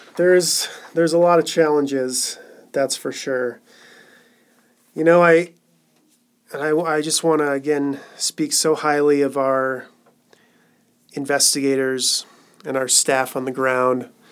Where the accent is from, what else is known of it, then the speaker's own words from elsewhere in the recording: Colorado, United States; moved away as an adult; also born or lived in Cambodia; back here in Colorado, which is my home state.